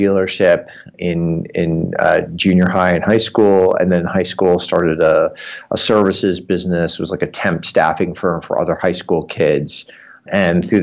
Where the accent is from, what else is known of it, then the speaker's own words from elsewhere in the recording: New York, United States; moved away as an adult; also born or lived in Berkeley, California; now in California, United States; Grew up in New York, went to college at Berkeley in California, then ended up staying here